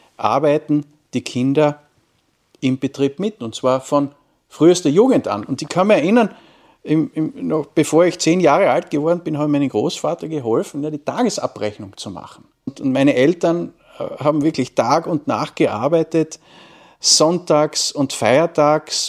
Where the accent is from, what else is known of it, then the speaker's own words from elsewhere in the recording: Wolfsberg, Carinthia, Austria; ich bin Kärntner, ich komme aus dem schönen Wolfsberg